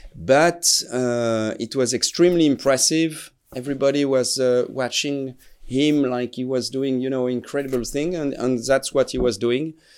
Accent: Strasbourg, Grand Est, France; English is a second language; I am originally from Strasbourg. I was not born here, but my, my family is from here. So I'm from, from Alsace

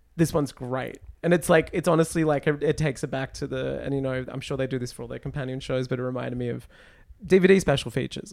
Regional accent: United States; I'm an American

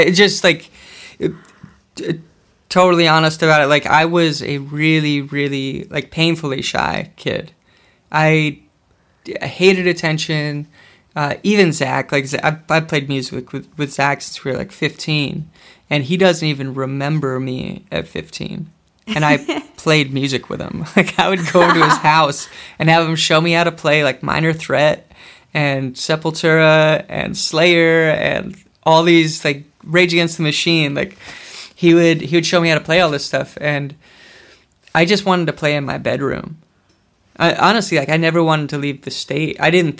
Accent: Willow, Alaska, United States; I guess it's not hard to describe the way we grew up, but it is very different, even for Alaskans.

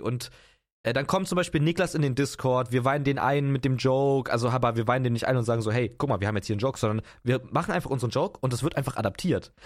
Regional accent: Potsdam, Brandenburg, Germany; ich komme aus Potsdam. Das ist in Brandenburg, das ist eine äh, geile Gegend. Ähm, da bin ich aufgewachsen

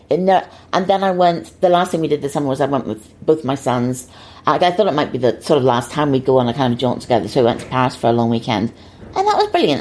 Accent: Northern Ireland, United Kingdom; moved away; I didn't grow up in an, an, easy time there. I mean, I wasn't in Belfast, I was about 50 miles north of Belfast

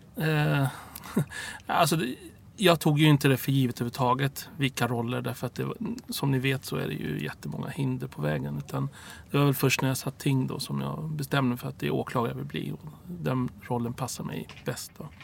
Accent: Stockholm, Stockholm County, Sweden; also born or lived in Cairo, Egypt; Rinkeby där jag växte upp.

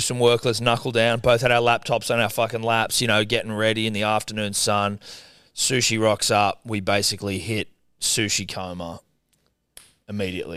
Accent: Australia; I'm Australian

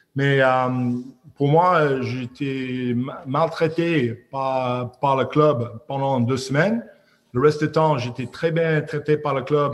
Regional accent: Squamish, British Columbia, Canada; French is a second language; moved away as an adult; also born or lived in Clermont-Ferrand / Oyonnax / Aix-en-Provence; c'est où j'ai grandi euh, à Squamish, euh, au côte ouest du Canada

